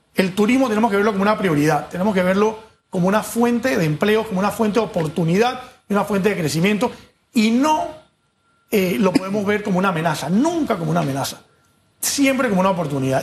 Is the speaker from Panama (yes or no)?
yes; Panama